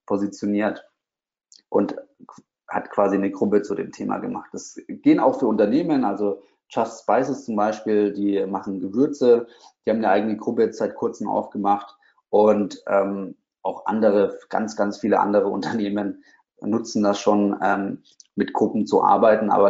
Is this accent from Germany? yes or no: yes; Bamberg, Bavaria, Germany; Ich habe damals ein Online-Magazin gehabt, ähm, was für meine Heimatstadt war.